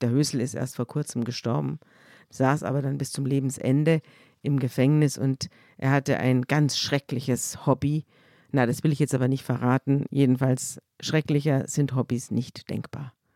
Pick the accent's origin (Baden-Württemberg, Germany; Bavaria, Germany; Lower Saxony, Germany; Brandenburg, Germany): Bavaria, Germany; Munich; ich komme ja aus München